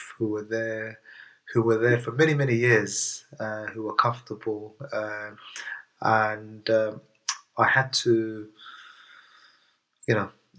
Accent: London, United Kingdom; also born or lived in Middlesbrough / Newham; as a kid, when I first came to the UK, I lived in a place called Middlesbrough, which is in the northeast of England. I moved down to England, or shall I say East London here, in the late 80s. So I've always been in East London. As a kid, I grew up in Redbridge.

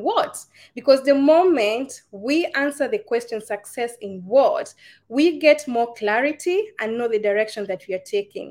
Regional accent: Kenya; now in United Arab Emirates; I am a Kenyan. I'm in the United Arab Emirates.

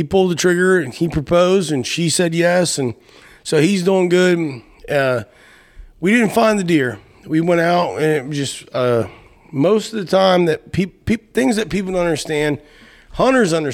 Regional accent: Appalachia, United States; moved away as an adult; also born or lived in Ohio / Texas; I grew up in Appalachia, left Appalachia about 18, did what we did, you know, all that stuff, and have been all over the place

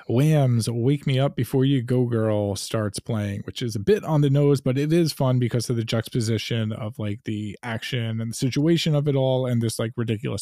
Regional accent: Long Island, New York, United States; I'm a Goomba from Long Island

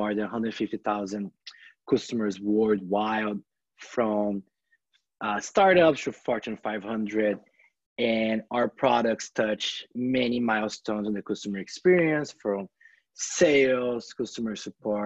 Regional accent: Brazil; moved away as an adult; also born or lived in California, United States; now in Bay Area, United States; I come from this countryside city in Brazil that is very laid back

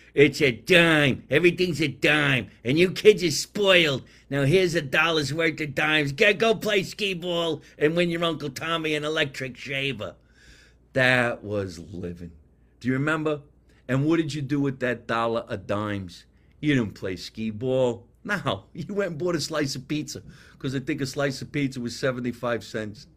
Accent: Scotch Plains, New Jersey, United States; accent: New Jersey; moved away; My accent's from New Jersey. I was born and raised there.

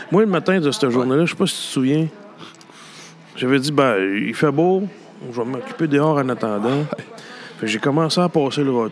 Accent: Gallix, Quebec, Canada; J'ai grandi à Galix.

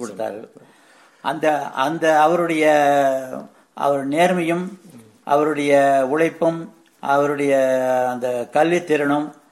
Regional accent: Vellithiruppur, Tamil Nadu, India; also born or lived in Paruvachi / Coimbatore; நான் ஈரோடு மாவட்டம் வெளித்திருப்பூரில் ஊரை சேர்ந்தவன் நான் என்னுடைய பிறந்த ஊர் வந்து எங்களுடைய பாட்டி தாத்தா வீடான பருவாச்சியில் நான் பிறந்தேன்

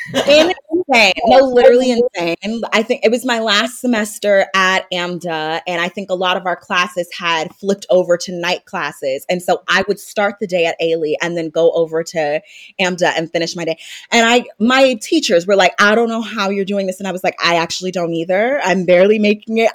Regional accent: North Carolina, United States; also born or lived in Maryland; I was born in Maryland, moved to North Carolina, and raised there

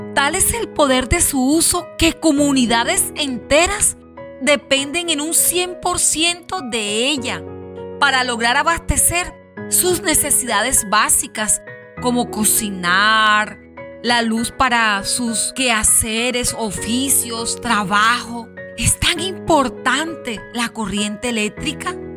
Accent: La Guajira, Colombia; en la zona donde nos encontramos, en mi bella Guajira y en mi país Colombia

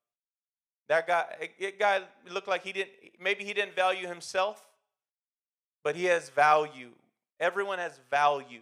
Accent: United States; I've never lived in another country, but I do know in America, we tend to think we are better because we're American

